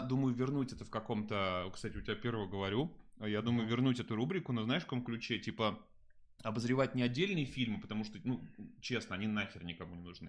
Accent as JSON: {"language": "Russian", "town": "Tambov", "region": "Tambov Oblast", "country": "Russia", "tie": "born or raised there", "moved": "yes", "said": "я жил вот как раз в Тамбове очень долго. Я из Тамбова родом"}